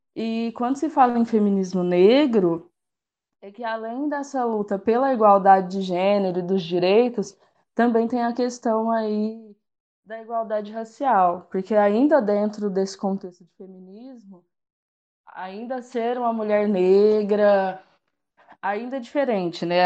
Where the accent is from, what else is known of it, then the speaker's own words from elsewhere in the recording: Guará, São Paulo, Brazil; moved away as an adult; now in Uberaba, Brazil; eu sou de Guará, mas atualmente moro em Uberaba